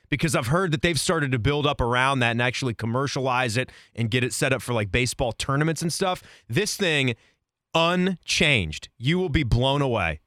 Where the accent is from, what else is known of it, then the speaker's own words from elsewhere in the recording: Virginia, United States; now in Central Ohio, United States; when I grew up in Virginia